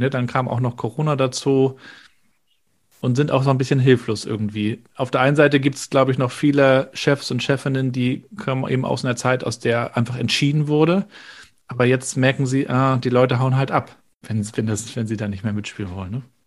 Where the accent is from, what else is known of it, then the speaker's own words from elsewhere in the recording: Rostock, Mecklenburg-Vorpommern, Germany; Ich als Rostocker